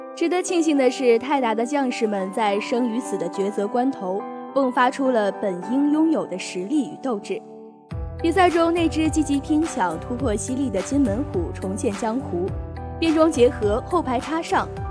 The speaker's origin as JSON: {"language": "Chinese", "region": "Tianjin", "country": "China", "tie": "born or raised there", "said": "同样作为一名土生土长的天津球迷"}